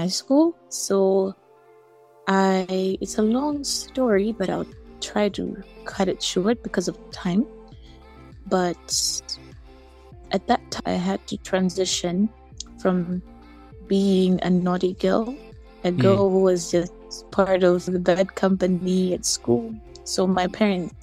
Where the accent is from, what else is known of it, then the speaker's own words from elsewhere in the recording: Malawi; I'm from Malawi